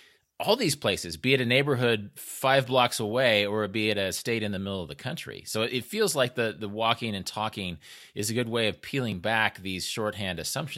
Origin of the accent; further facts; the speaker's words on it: Kansas, United States; I'm from Kansas